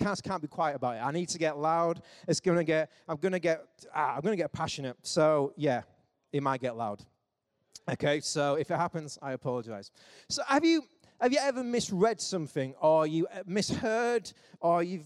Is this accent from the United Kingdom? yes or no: yes; England, United Kingdom; we're English